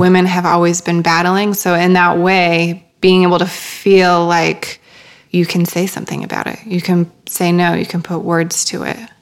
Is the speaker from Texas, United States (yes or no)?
no; Worthington, Minnesota, United States; I am originally from a small town in Minnesota called Worthington